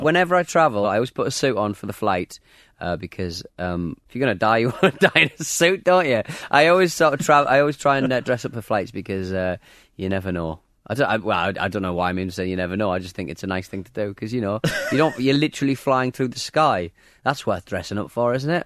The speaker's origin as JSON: {"language": "English", "town": "Hartlepool", "region": "North East England", "country": "United Kingdom", "said": "I'm not a Jordi, I'm actually from Hartlepool. I'm actually a monkey hanger"}